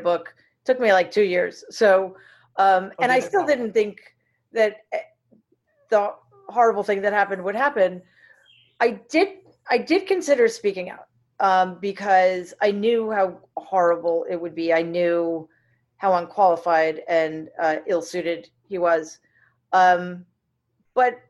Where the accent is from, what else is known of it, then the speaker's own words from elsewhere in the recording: New York City, New York, United States; also born or lived in Boston; I grew up in Jamaica, Queens, which was like a lower middle class, working class, diverse